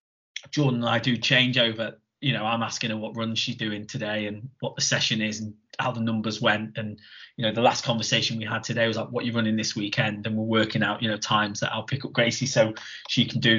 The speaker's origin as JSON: {"language": "English", "town": "Chester", "region": "North West England", "country": "United Kingdom", "tie": "born or raised there", "said": "my hometown one, Chester."}